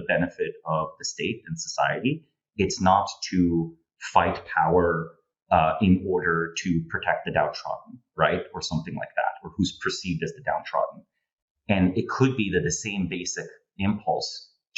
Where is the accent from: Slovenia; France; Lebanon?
Slovenia; moved away as an adult; now in United States; I'm originally from Slovenia, moved to the United States 2014.